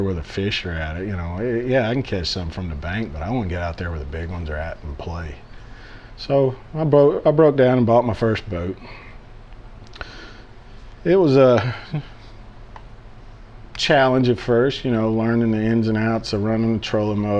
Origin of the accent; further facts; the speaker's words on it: Chapel Hill, Tennessee, United States; I'm from Chapel Hill, Tennessee. Born and raised here, lived here most of my life